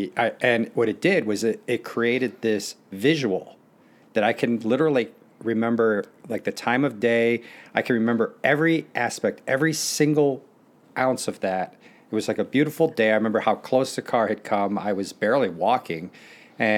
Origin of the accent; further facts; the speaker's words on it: Naperville, Illinois, United States; also born or lived in Youngstown, Ohio / Beirut, Lebanon; I really enjoyed growing up in Naperville